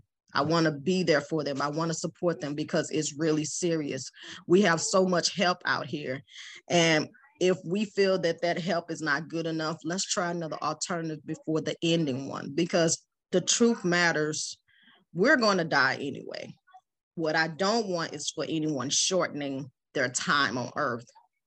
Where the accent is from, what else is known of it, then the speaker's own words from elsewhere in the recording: Iraq; moved away; I think I came from Iraq at the time, and I had my children, single parent.